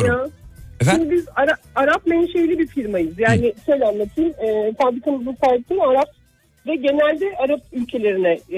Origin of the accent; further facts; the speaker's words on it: Sivas Province, Turkey; now in Bursa, Turkey; bir Sivaslı olarak